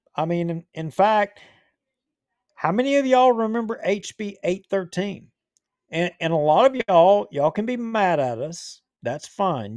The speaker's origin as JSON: {"language": "English", "town": "Bossier City", "region": "Louisiana", "country": "United States", "tie": "born or raised there", "said": "I was born in Bossier City. I've lived here all my parish. If, I mean, I've lived here my whole life."}